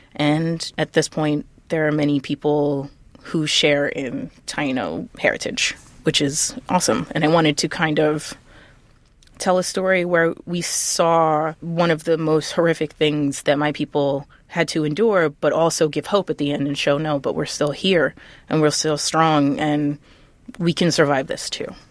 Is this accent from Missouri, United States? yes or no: no; New York City, New York, United States; I grew up in the Lower East Side during the eighties and nineties